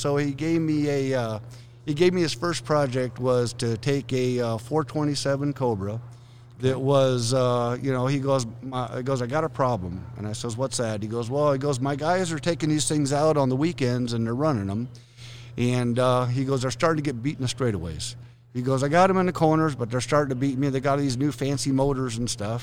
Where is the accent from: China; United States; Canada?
United States; Southern California; moved away as an adult; also born or lived in northern Idaho; I'm normally from Southern California